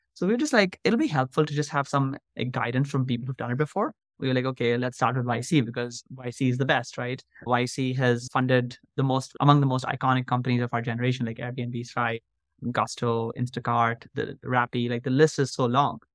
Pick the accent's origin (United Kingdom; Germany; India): India; Mumbai, Maharashtra; moved away as an adult; now in United States; I grew up in Mumbai, India, and I went to an Indian school for about fifteen years